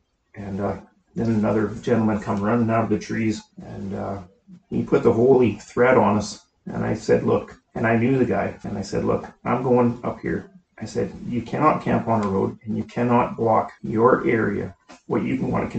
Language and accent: English; Caswell, British Columbia, Canada; Caswell, BC.